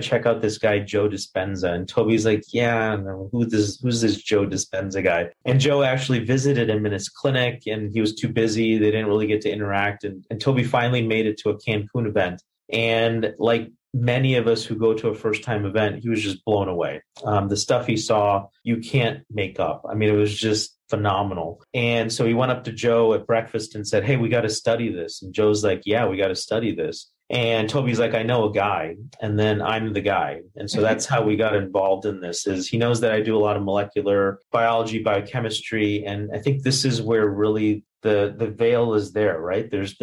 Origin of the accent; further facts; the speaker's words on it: India; moved away; also born or lived in Missouri, United States; I was born in India